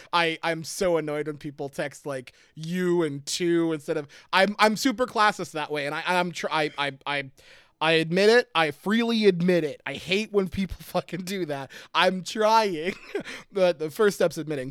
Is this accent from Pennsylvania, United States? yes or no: yes; Pottsville, Pennsylvania, United States; moved away; I grew up in in Pottsville.